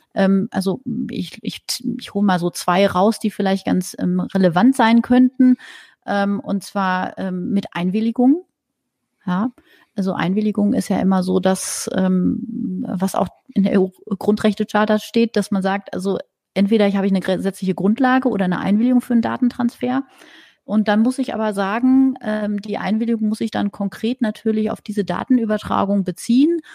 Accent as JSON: {"language": "German", "country": "Germany", "said": "bei uns in Deutschland"}